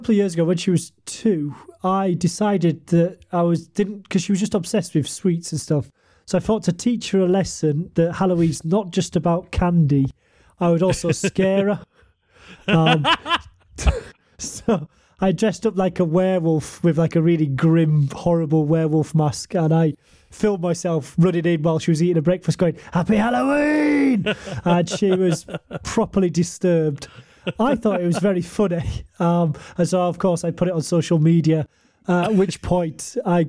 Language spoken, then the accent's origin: English; United Kingdom; now in Japan; I'm British